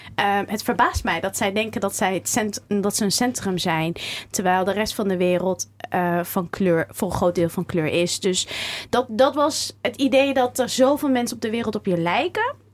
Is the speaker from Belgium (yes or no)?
no; Zutphen, Gelderland, Netherlands; also born or lived in Cairo, Egypt; now in Amsterdam, Netherlands; Ik ben geboren in Cairo getogen in Warnsveld in Zutphen.